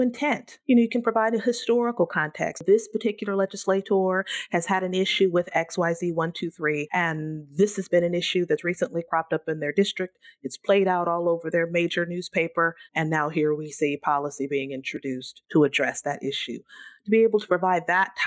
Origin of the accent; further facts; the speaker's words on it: Central Valley, California, United States; I'm born and raised in the Central Valley, and that's very near and dear to my heart.